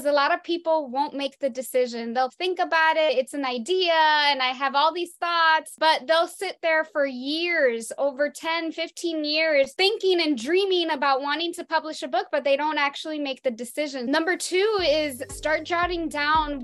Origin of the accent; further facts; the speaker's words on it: Perth Amboy, New Jersey, United States; I grew up in Perth Amboy, New Jersey, in middle class